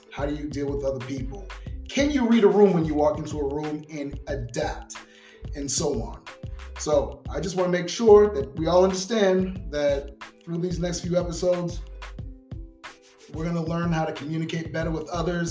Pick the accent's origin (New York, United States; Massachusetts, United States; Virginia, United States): Massachusetts, United States; Boston; also born or lived in Sacramento; now in Las Vegas, United States; I'm from Boston, so I got to give a shout out to my peeps out there in the 617